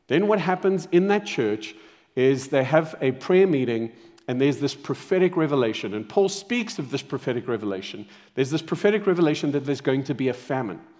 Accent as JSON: {"language": "English", "country": "Zimbabwe", "tie": "born there", "also_born_or_lived": "Saudi Arabia / South Africa", "moved": "yes", "said": "I was born in Zimbabwe, then moved to Saudi Arabia."}